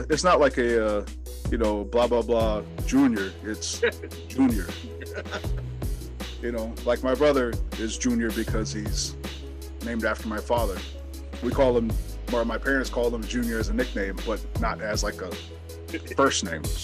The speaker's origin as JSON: {"language": "English", "region": "Texas", "country": "United States", "said": "I'm like, I'm from Texas."}